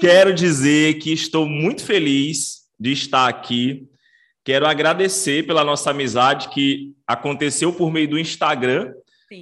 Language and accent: Portuguese; Maranhão, Brazil; also born or lived in Rio Grande do Sul / Belém, Pará; eu sou maranhense e estou na cidade de Imperatriz, que é a segunda maior cidade do estado do Maranhão